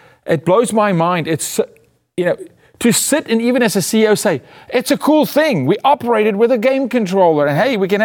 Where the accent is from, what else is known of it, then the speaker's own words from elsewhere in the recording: South Africa; being South African, I've been 2.5 miles underground